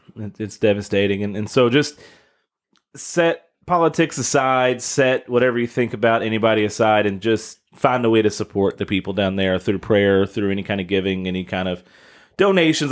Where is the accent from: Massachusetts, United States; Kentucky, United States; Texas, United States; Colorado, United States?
Kentucky, United States; now in Southern Indiana, United States; my home state, the city of Mayfield, Kentucky